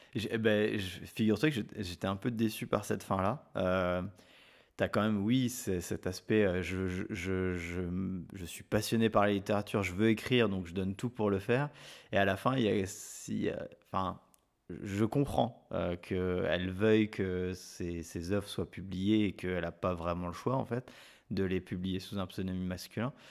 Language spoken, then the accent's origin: French; France; chez nous en France